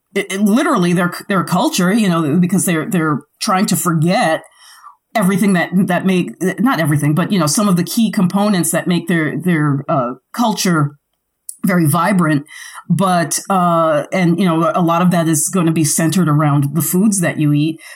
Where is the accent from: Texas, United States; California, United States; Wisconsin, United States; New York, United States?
New York, United States; New York City; I grew up in the Bronx where everything had to be shipped